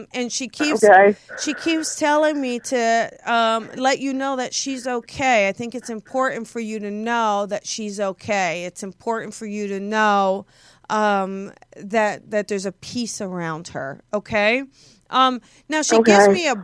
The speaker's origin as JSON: {"language": "English", "region": "New Jersey", "country": "United States", "moved": "yes", "said": "I'm from South Jersey"}